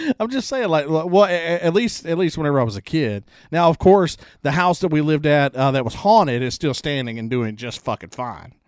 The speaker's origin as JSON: {"language": "English", "town": "Rocky Branch", "region": "Louisiana", "country": "United States", "tie": "born or raised there", "also_born_or_lived": "Columbia", "said": "I grew up, uh, I was born in Rocky Branch, Louisiana, where I live now"}